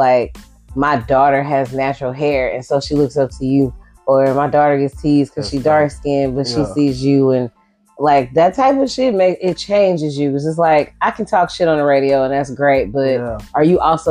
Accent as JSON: {"language": "English", "town": "Shreveport", "region": "Louisiana", "country": "United States", "tie": "born or raised there", "also_born_or_lived": "Ohio", "said": "But I spent 10 years in Ohio. But I'm from Shreveport. I'm talking born, raised, and went to college, period."}